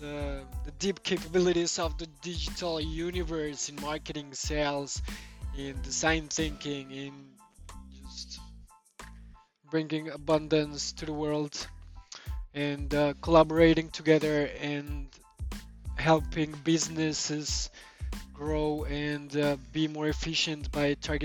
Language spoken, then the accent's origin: English; Bogotá, Colombia; now in Prague, Czech Republic; I'm Colombian. I was born in Bogota in 1988.